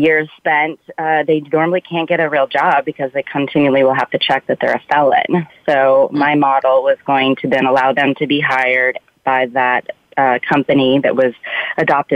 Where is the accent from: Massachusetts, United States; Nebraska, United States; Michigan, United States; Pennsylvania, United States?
Nebraska, United States; Omaha; moved away as an adult; also born or lived in Spain / Washington, D.C. / New York City; I moved back to my home state of Omaha, Nebraska.